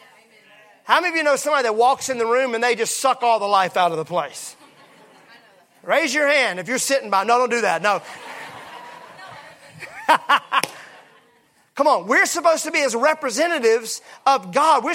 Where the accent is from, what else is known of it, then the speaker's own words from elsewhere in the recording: Mississippi, United States; I'm from Mississippi.